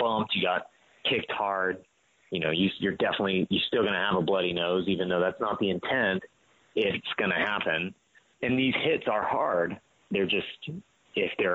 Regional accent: United States; As Americans

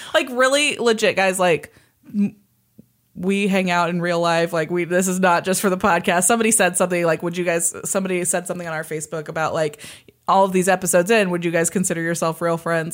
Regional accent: Kansas side of the Kansas City area, United States; I grew up on the Kansas side

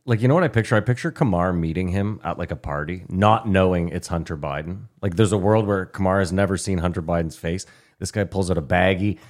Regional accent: Canada; we're Canadian.

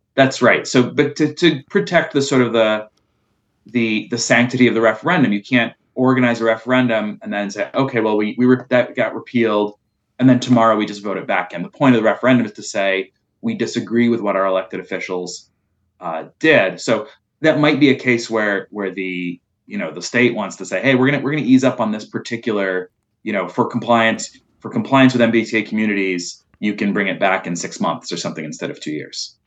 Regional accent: Milton, Massachusetts, United States; I grew up in Milton

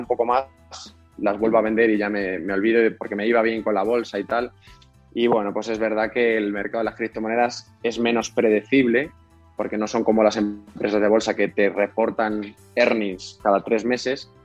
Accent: Spain

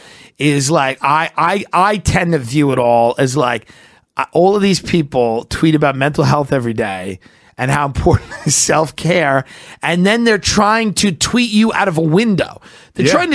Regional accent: Long Island, New York, United States; I'm from Long Island

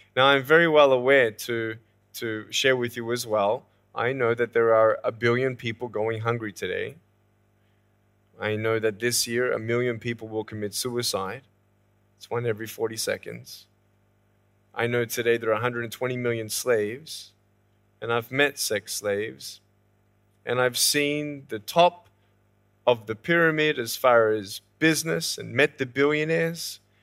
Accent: Australia; moved away as an adult; now in California, United States; I was born in Australia in nineteen eighty-two, moved from Australia to California in the year two thousand and six

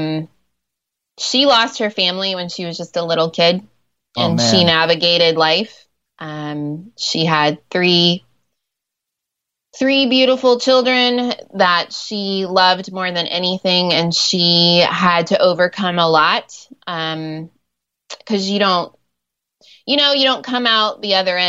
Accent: Ohio, United States; first language English; moved away as an adult; also born or lived in Nairobi, Kenya; I grew up in Ohio and I'm a school teacher.

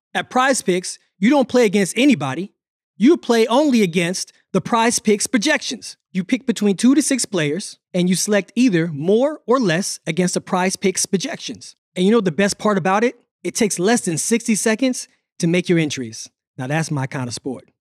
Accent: Pensacola, Florida, United States; I'm from Pensacola

